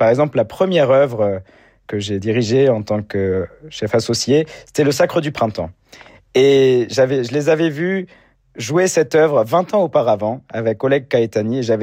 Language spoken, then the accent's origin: French; Orange, Provence-Alpes-Côte d'Azur, France; de partager tous ces concerts ensemble avec un public très enthousiaste dans ma ville natale, c'est également la ville où j'habite.